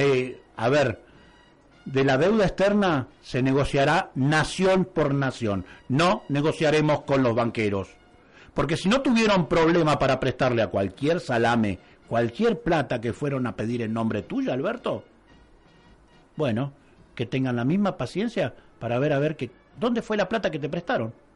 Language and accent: Spanish; Argentina; nosotros somos Argentina